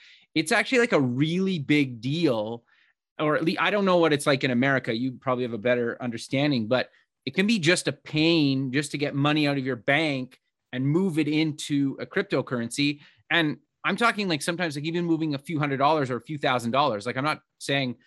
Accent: Canada; also born or lived in Edmonton, Alberta; I'm actually Canadian. I live in Edmonton

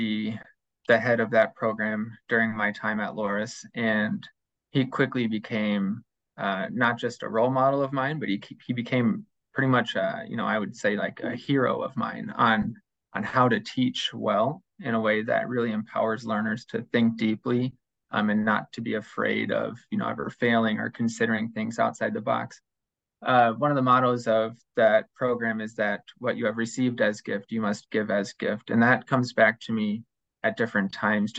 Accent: Dyersville, Iowa, United States; I grew up in Dyersville

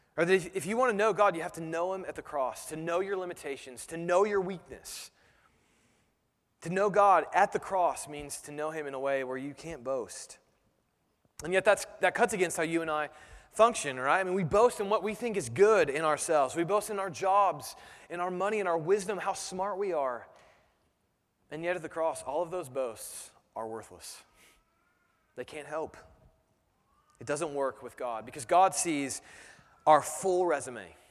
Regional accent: United States; as Americans

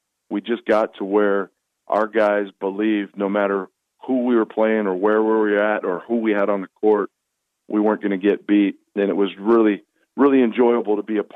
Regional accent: Spokane, Washington, United States; moved away as an adult; also born or lived in Chicago / Missoula, Montana; now in Oregon, United States; growing up in Spokane

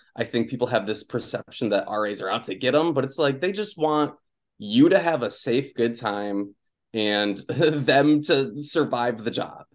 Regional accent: Okemos, Michigan, United States; moved away; also born or lived in Jackson, Michigan; so I grew up in Michigan. I, um, I was born in Jackson, and I went to high school in Okemos

